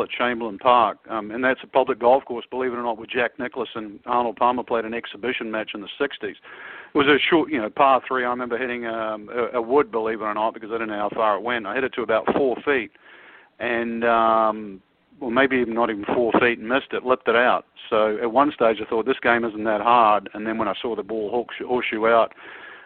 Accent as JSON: {"language": "English", "region": "Auckland", "country": "New Zealand", "tie": "born or raised there", "moved": "yes", "said": "I was brought up in Auckland"}